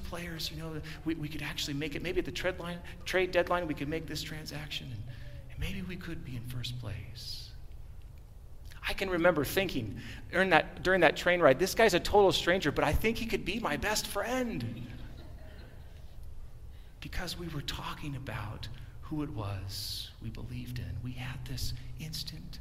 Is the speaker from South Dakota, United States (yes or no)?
no; San Diego, California, United States; I was born in San Diego